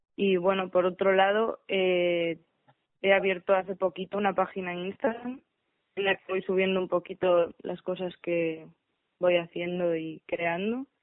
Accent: Galicia, Spain; soy de Galicia y soy directora escénica.

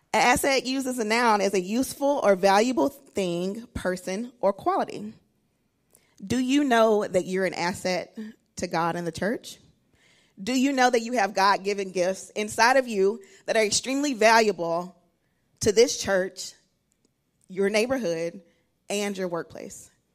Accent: Alabama, United States; moved away; I'm originally from Alabama

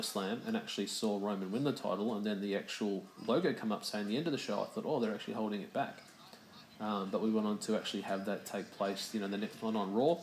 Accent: Melbourne, Victoria, Australia; my hometown of Melbourne

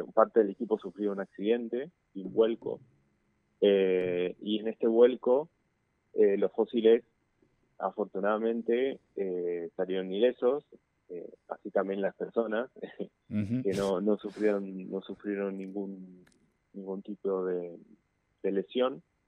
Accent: Misiones, Argentina; moved away as an adult; also born or lived in La Plata; now in Buenos Aires, Argentina; soy de Misiones, estudié en La Plata y ahora estoy haciendo el doctorado en el Museo de Ciencias Naturales eh, de, Buenos Aires

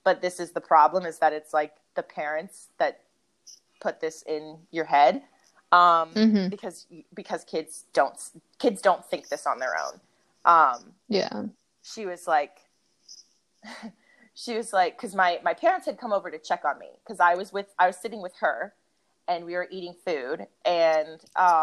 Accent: Memphis, Tennessee, United States; also born or lived in Chicago; we moved to Memphis when I was probably 3. But a lot of my culture is still very much Midwestern

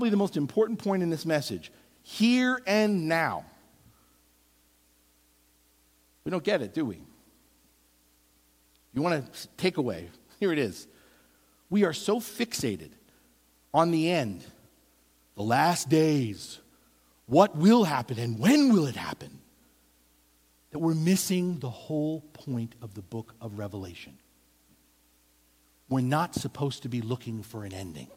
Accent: East Coast, United States; moved away; growing up on the East Coast

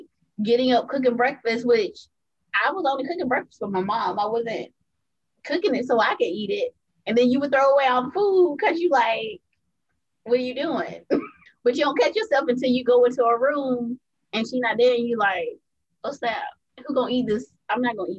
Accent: Greenville, South Carolina, United States; also born or lived in Melbourne, Florida / California; I've been in Greenville, South Carolina most of my life. That's where my mom's from, where her family's from. So I grew up being raised

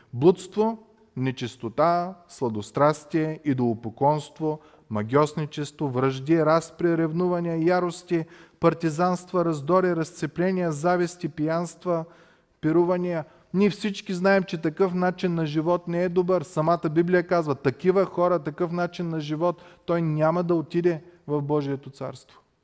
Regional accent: Bulgaria; като нас българи

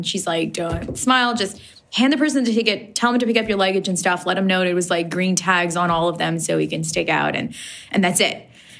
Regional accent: Afghanistan; Like, I'm from Afghanistan and I couldn't travel in Afghanistan by myself.

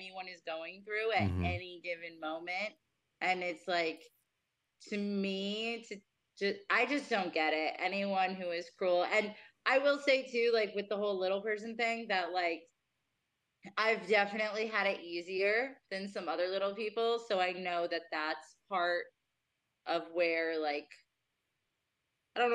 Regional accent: New Jersey, United States; now in Las Vegas, United States; I grew up in Jersey

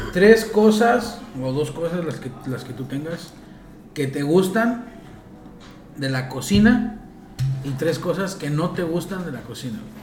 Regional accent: Mexico; moved away as an adult; now in Dubai, United Arab Emirates; yo salí de, de, de, de México a los 23 años

